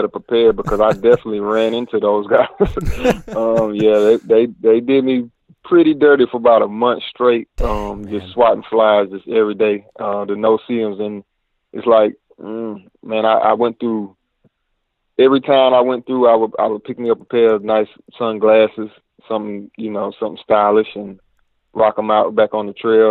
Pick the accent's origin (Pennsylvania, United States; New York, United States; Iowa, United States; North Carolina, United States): North Carolina, United States; Asheville; I grew up in Asheville, North Carolina